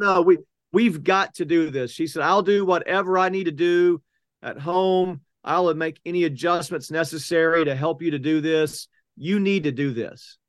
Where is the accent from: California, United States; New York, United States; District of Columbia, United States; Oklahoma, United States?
Oklahoma, United States; Oklahoma City; I grew up in South Oklahoma City, went to Westmore High School